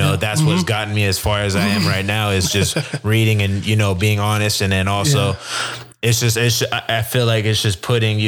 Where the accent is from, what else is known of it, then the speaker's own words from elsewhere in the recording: Utah, United States; I'm from Utah